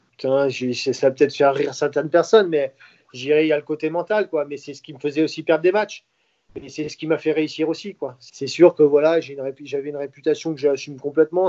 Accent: Saint-Brieuc, Brittany, France; chez moi, à Saint-Brieuc

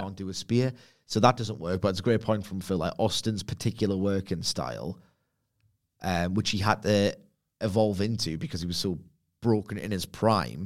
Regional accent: Gateshead, North East England, United Kingdom; now in Hebburn, United Kingdom; I'm not from Texas. I'm from Lowfell Gateshead, and I currently reside in Hepburn.

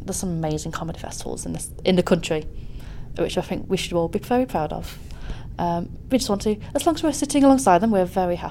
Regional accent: Nottingham, East Midlands, United Kingdom; I'm very biased of Nottingham. It's my hometown.

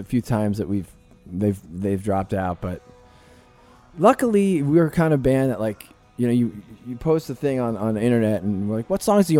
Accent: New Jersey, United States; I'm a dude from Jersey

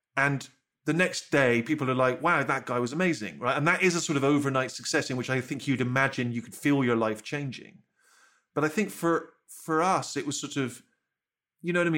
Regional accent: Bristol, South West England, United Kingdom; growing up in Bristol

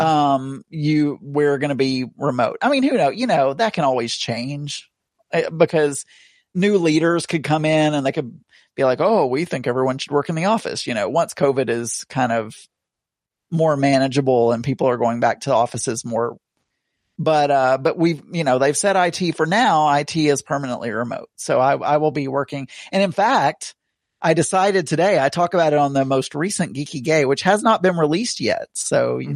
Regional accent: Tontitown, Arkansas, United States; also born or lived in Rogers, Arkansas; I'm technically from Tawny Town, Tawny Town

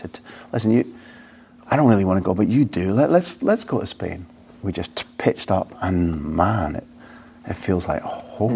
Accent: Scotland, United Kingdom; I'm a Scot

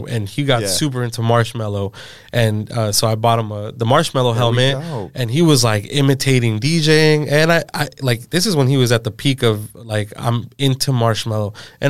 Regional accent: Tustin, California, United States; So I grew up in Orange County. Okay. Tustin, to be exact.

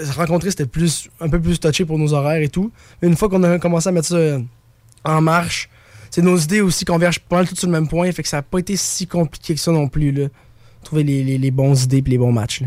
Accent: Baie-Saint-Paul, Quebec, Canada; on vient de Baie-Saint-Paul

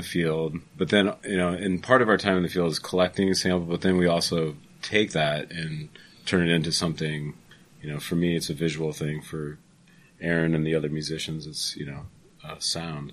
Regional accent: Belle Plaine, Iowa, United States; Waters Farm is in my hometown, Belle Plaine, Iowa.

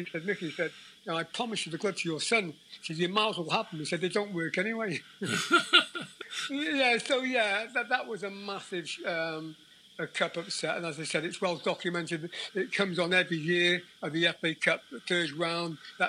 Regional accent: Mochdre, Wales, United Kingdom; In North Wales, obviously, that landed low Colwyn Bay, which have got a bit of the name. Oh, Colwyn Bay. About a mile from there. So, a lovely little council house.

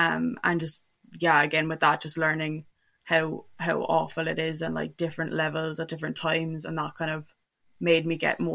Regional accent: Cork, Munster, Ireland; moved away as an adult; now in Glasgow, United Kingdom; I'm 21, I'm from Cork, I'm based in Glasgow at the moment

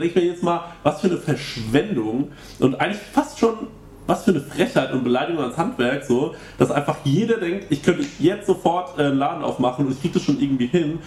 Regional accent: Aschaffenburg, Bavaria, Germany; in meiner Heimatstadt Aschaffenburg

